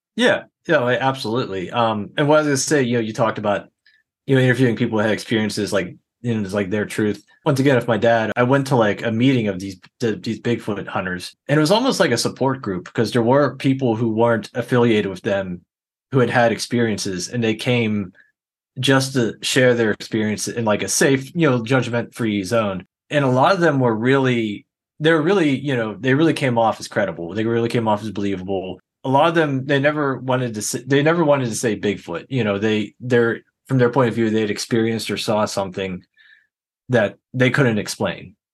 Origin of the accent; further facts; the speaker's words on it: Pittsburgh, Pennsylvania, United States; I grew up here in the Pittsburgh area.